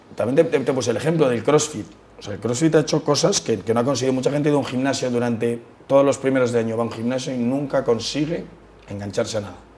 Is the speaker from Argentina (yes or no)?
no; Madrid, Community of Madrid, Spain; todo el mundo se piensa que somos de fuera, pero somos madrileños